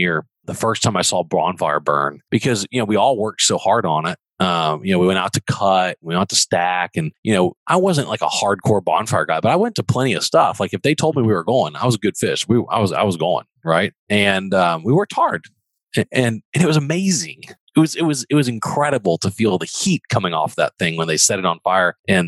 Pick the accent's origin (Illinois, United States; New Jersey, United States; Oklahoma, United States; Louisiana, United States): Louisiana, United States; Baton Rouge; moved away as an adult; also born or lived in Texas; I am from Baton Rouge